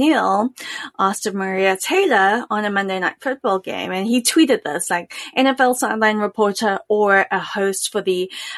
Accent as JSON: {"language": "English", "country": "South Africa", "tie": "born or raised there", "also_born_or_lived": "the US South", "moved": "yes", "lives_now": "United States", "said": "growing up in South Africa"}